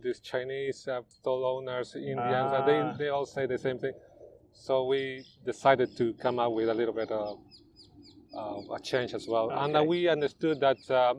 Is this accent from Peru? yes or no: yes; Peru; English is a second language; moved away as an adult; now in London, United Kingdom; We're British, Peruvian. So yes, the dream came to open the stall, the Peruvian food here in England, and we did it.